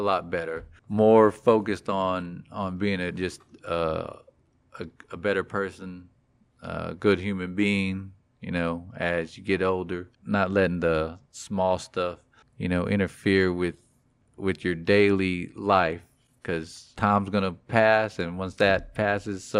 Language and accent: English; Texas, United States; I was born here in the great state of Texas